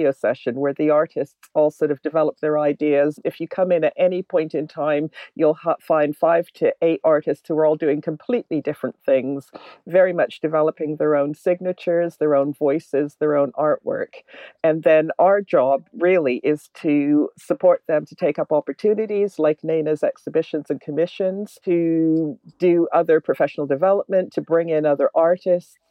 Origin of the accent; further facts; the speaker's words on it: Canada; moved away as an adult; now in London, United Kingdom; I was born in London, actually, and then my family moved to Canada when we were little, and I came back about 30 years ago.